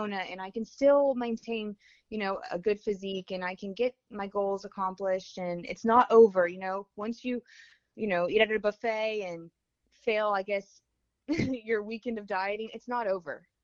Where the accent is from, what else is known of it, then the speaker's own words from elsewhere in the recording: Lake Wales, Florida, United States; also born or lived in Gainesville, Florida; now in St. Augustine, United States; I am from Lake Wales, Florida. It's a small town down south.